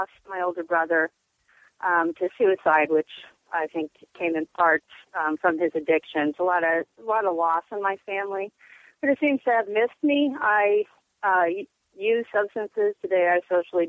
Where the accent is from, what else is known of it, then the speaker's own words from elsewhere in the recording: Portland, Oregon, United States; Growing up in Portland in the 80s